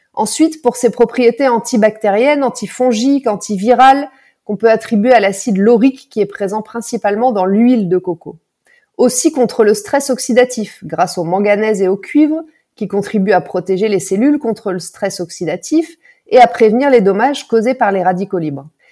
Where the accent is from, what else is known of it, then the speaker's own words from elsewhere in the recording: France; chez nous en France